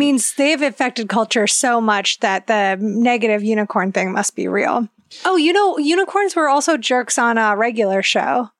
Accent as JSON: {"language": "English", "region": "Ohio", "country": "United States", "said": "I'm from Ohio"}